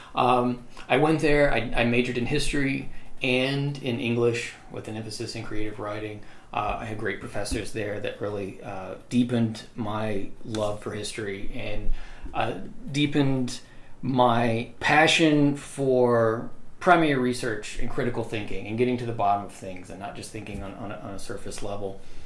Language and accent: English; Amory, Mississippi, United States; I was born and raised in Amory, Mississippi